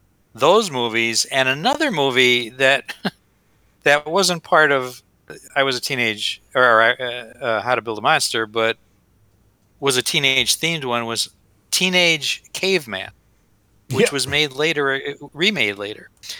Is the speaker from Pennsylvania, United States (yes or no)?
yes; Dunmore, Pennsylvania, United States; he was from my hometown at Dunmore.